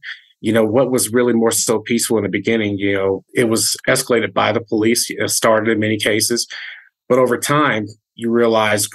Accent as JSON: {"language": "English", "region": "North Carolina", "country": "United States", "tie": "born or raised there", "moved": "as an adult", "lives_now": "Denver, United States", "said": "I grew up in North Carolina, been in Denver for about 11 years"}